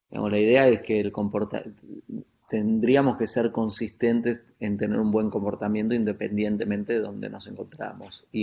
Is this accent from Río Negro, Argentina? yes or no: yes; San Carlos de Bariloche, Río Negro, Argentina; me crié en Bariloche, en un pueblo en la Patagonia Argentina, en los 80. Eh, es un pueblo turístico de, esos lugares donde en una época del año, en este caso es un lugar, es un centro de esquí